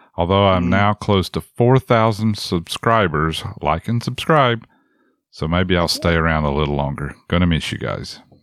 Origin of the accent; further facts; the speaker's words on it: Appalachia, United States; I'm an Appalachian dude.